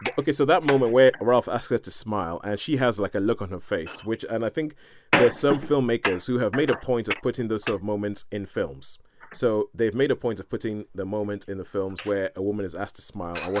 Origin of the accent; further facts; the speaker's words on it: Nigeria; because I'm Nigerian